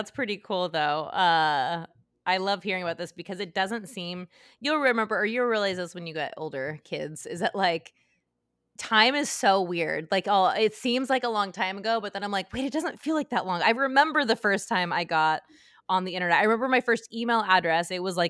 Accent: Utah, United States; I'm from Utah.

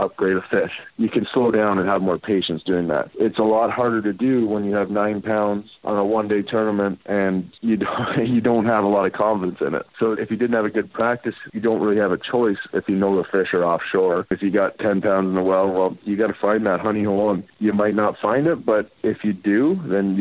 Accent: Canada; I'm Canadian hockey

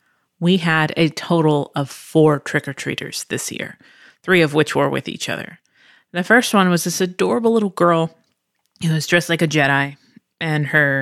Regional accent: Pennsylvania, United States; born there; also born or lived in Virginia / Chula Vista, California; now in Texas, United States; I am not originally from here. I was born in Pennsylvania. And then from Pennsylvania, moved to Virginia, then moved to Chula Vista, California, which is outside San Diego, and then moved to Texas

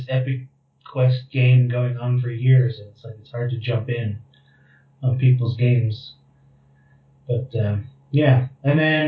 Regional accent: Houston, Texas, United States; moved away as an adult; also born or lived in Austin, Texas; now in Los Angeles, United States; I grew up in Houston, lived in Austin, Texas for a long time

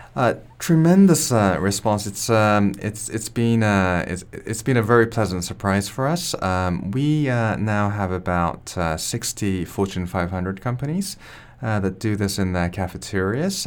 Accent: Japan; I'm from Japan

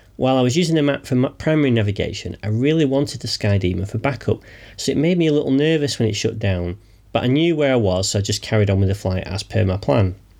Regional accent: near Heaton Park, Manchester, North West England, United Kingdom; the border of which was very close to my hometown

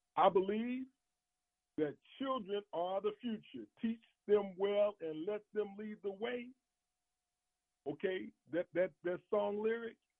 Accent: Chicago, Illinois, United States; growing up in Chicago in the early 60s

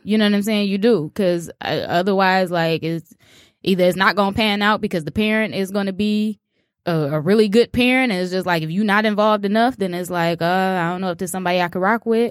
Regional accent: Chicago, Illinois, United States; I'm from Chicago

